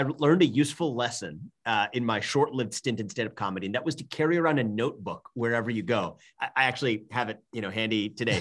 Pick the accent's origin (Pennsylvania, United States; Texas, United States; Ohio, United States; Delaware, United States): Ohio, United States; Cincinnati; moved away as an adult; also born or lived in Northeast US; I was born and raised in Cincinnati, Ohio